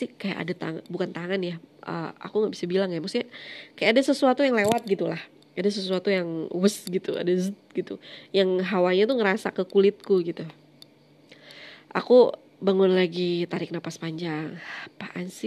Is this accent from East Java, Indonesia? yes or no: yes; Malang, East Java, Indonesia; jadi Malang itu kampung halamanku, aku aslinya Malang.